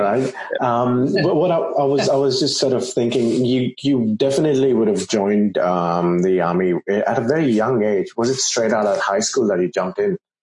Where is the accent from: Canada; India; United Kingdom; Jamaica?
India; I grew up in India